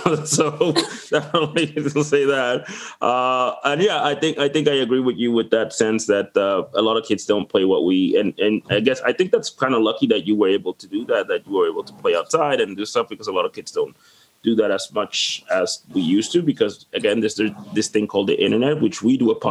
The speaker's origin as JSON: {"language": "English", "country": "Dominican Republic", "moved": "yes", "lives_now": "Moncton, Canada", "said": "I am originally from the Dominican Republic."}